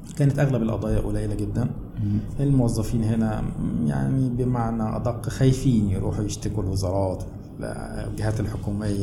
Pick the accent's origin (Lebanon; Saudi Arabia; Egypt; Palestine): Egypt; El Maragha, Sohag Governorate; moved away as an adult; also born or lived in Asyut / Cairo, Egypt; أنا أصلاً من، آه، من أهل الصعيد يعني، من مواليد محافظة سوهاج، مركز المراغة